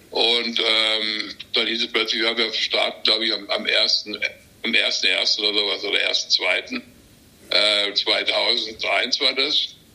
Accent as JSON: {"language": "German", "region": "Baden-Württemberg", "country": "Germany", "said": "ich komme aus Südbaden"}